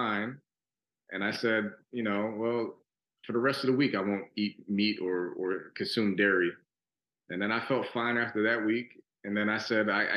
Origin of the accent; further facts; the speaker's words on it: New York City, New York, United States; now in Houston, United States; growing up in New York City, I grew up in Brooklyn and the Bronx.